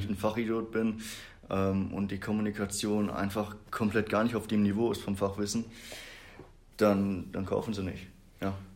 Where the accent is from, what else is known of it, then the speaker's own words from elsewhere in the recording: Brakel, North Rhine-Westphalia, Germany; ich komme aus Brakel, also wir sind ja hier in Bad Triburg. Es sind so 20 Minuten noch weiter Richtung Niedersachsen. Mhm. Da komme ich her